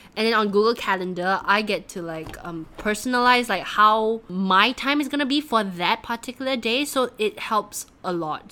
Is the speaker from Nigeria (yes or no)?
no; Malaysia; moved away; as a Malaysian girl